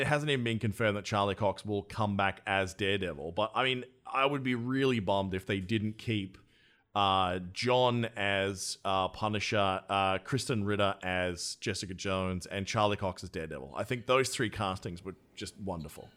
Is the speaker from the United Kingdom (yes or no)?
no; Australia; my home country of Australia.